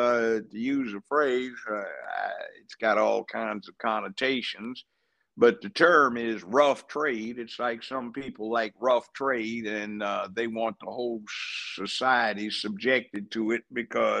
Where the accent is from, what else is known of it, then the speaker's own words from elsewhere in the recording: Los Angeles, California, United States; moved away as an adult; now in Tennessee, United States; I grew up in Los Angeles, went to UCLA Law School